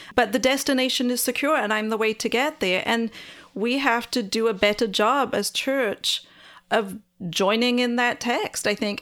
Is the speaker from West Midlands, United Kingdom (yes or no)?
no; Wales, United Kingdom; I'm Welsh, and so we're outnumbered by sheep